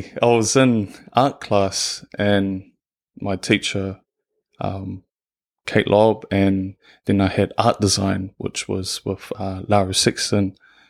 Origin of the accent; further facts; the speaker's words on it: Manurewa, Auckland, New Zealand; So I was born and raised in Manerewa, so South Auckland.